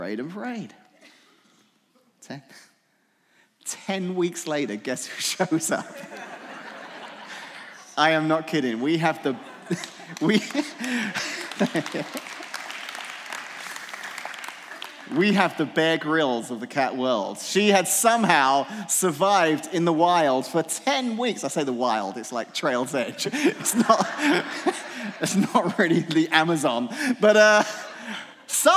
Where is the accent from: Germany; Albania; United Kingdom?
United Kingdom; England; now in Washington, United States; I grew up in England